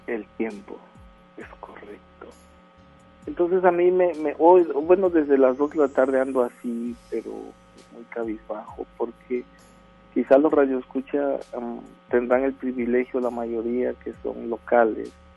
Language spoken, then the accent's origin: Spanish; Villahermosa, Tabasco, Mexico; now in Monterrey, Mexico; Yo soy originario de Villahermosa, Tabasco